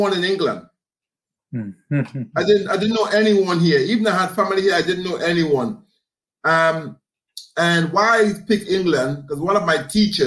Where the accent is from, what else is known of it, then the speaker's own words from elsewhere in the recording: Grenada; growing up in the Caribbean, we had a community extended spirit